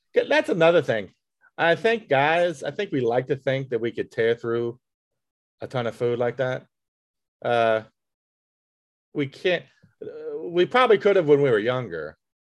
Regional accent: Tappahannock, Virginia, United States; moved away; my hometown, uh, Tappahannock

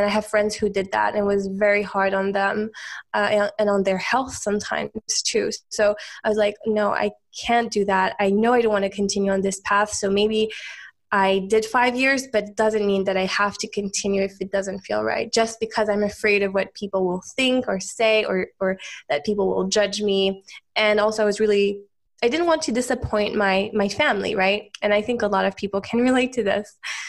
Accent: Switzerland; also born or lived in United States; So I'm from Switzerland originally. I'm actually half Swiss, half American technically, but I grew up most of my life in Switzerland.

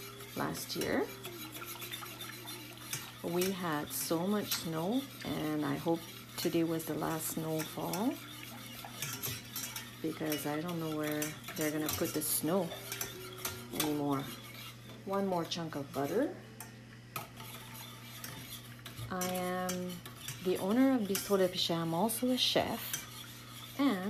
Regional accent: the Maritimes, Canada; now in Charlo, Canada; I'm originally from the Maritimes, and right now I live in Charlotte

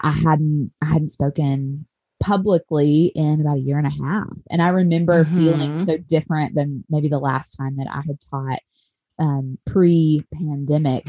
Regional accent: Tennessee, United States; moved away; I'm a Tennessee girl at heart. I spent my whole life in Tennessee

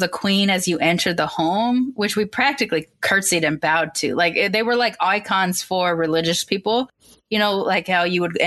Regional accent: United States; I'm still raised here as an American mixed kid

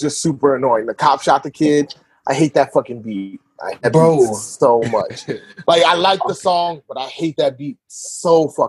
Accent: Detroit, Michigan, United States; now in San Diego, United States; I mean, I live here in San Diego now. I'm from Detroit.

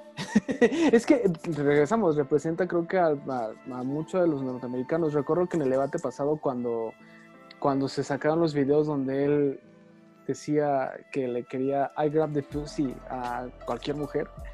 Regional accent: Mexico; nosotros como mexicanos

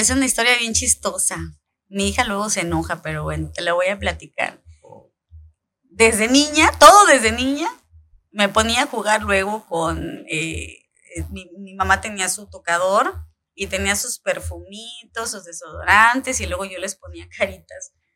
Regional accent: Coyuca de Benítez, Guerrero, Mexico; also born or lived in Acapulco / Chilpancingo; Nací en Acapulco, un veinticinco de noviembre del ochenta y cinco, ya hace algunos añitos. Eh, mi infancia, eh, toda mi infancia la viví en Coyuca de Benítez

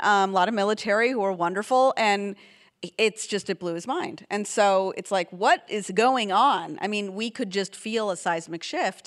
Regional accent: San Diego, California, United States; also born or lived in Oregon; we grew up in San Diego, Oregon via San Diego

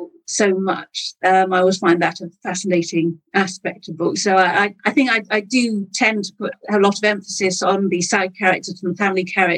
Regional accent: Wales, United Kingdom; I had English parents, but I grew up in Wales.

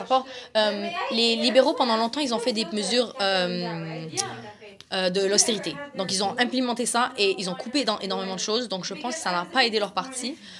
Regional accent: Laurentides, Quebec, Canada; also born or lived in Montreal; je suis partie de Montréal à environ 6-7 ans. Je suis allée habiter comme en région, de guillemets. Je suis habiter dans les Laurentides

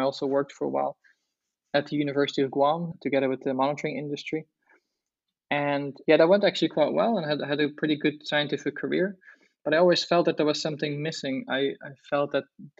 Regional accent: Netherlands; I grew up in Holland

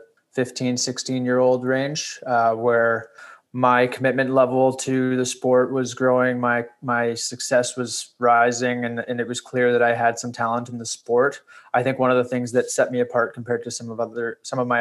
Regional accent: Toronto, Ontario, Canada; I grew up here in Toronto and was introduced to skiing at a very young age there

